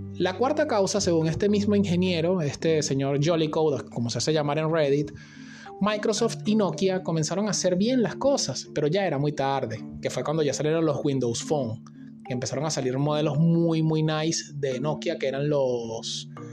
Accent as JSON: {"language": "Spanish", "country": "Venezuela", "said": "en mi país, en Venezuela"}